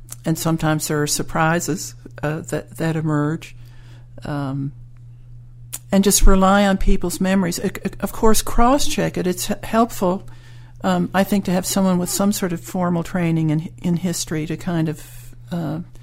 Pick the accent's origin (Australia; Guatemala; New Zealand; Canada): Canada; St. John's, Newfoundland and Labrador; now in Pouch Cove, Canada; I was born in St. John's